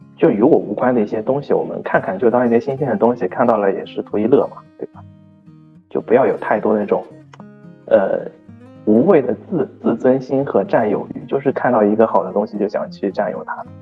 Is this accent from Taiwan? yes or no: no; Shanghai, China; accent: Jinshan dialect; 他们市区的方言和我们金山的方言又 不一样 就是我感觉差的还挺多的嘛